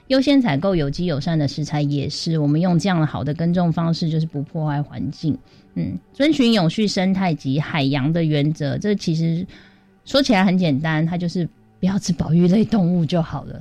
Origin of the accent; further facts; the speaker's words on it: Taiwan; 我们台湾自己真的有可能抗抵抗那个极端气候吗？